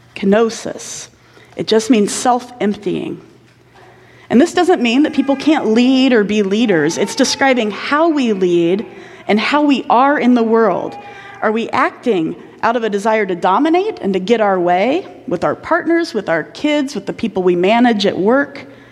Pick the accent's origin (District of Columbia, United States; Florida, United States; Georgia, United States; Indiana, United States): Indiana, United States; I grew up in Indiana